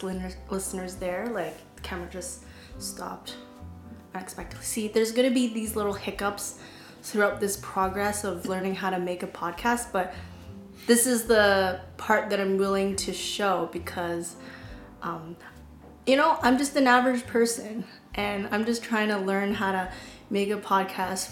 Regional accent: Vancouver, British Columbia, Canada; now in Toronto, Canada; I was born and raised in Vancouver

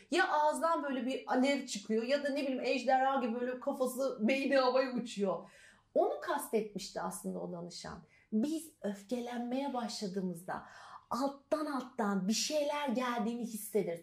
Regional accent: Elazığ, Elazığ Province, Turkey; moved away; also born or lived in Trabzon; ben aslında Elazığlıyım.

